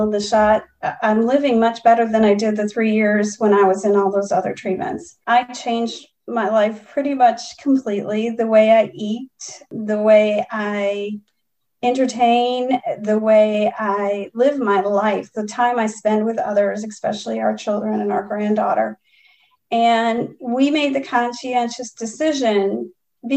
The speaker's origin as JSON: {"language": "English", "town": "Chicago", "region": "Illinois", "country": "United States", "moved": "yes", "said": "I'm originally from Chicago"}